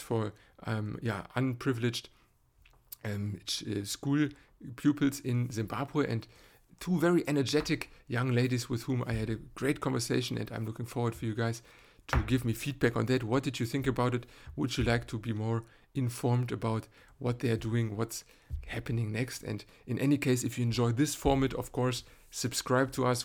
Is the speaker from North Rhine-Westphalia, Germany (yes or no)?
yes; Cologne, North Rhine-Westphalia, Germany; in Cologne, my hometown